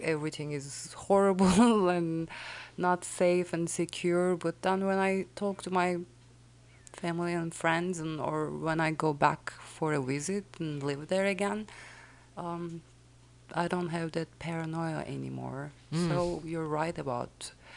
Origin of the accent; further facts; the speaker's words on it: Istanbul, Turkey; moved away; also born or lived in Adana, Turkey / Kütahya, Turkey; I grew up in Istanbul, Turkey